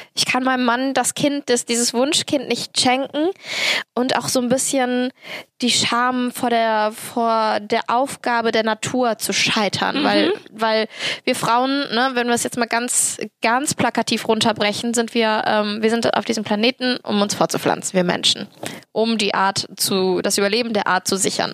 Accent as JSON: {"language": "German", "town": "Cologne", "region": "North Rhine-Westphalia", "country": "Germany", "said": "ich bin Kölnerin und halbe Türkin"}